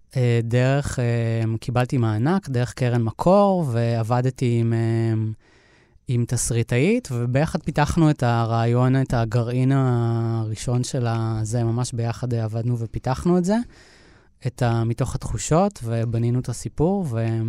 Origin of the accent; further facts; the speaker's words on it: Moshav Ganot Hadar, near Netanya, Central District, Israel; also born or lived in Montreal, Canada; אני גדלתי במושב ליד נתניה